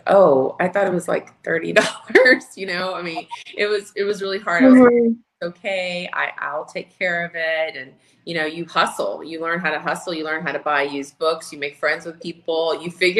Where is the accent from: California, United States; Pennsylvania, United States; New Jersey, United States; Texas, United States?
Texas, United States; Houston; moved away as an adult; now in Minnesota, United States; I was born and raised in Houston, Texas